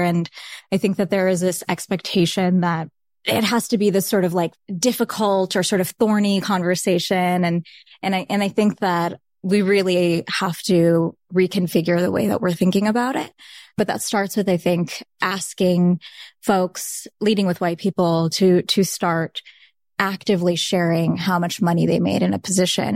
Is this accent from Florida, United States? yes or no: yes; Saint Lucie County, South Florida, United States; first language Bengali; English is a second language; moved away; I grew up in Saint Lucie County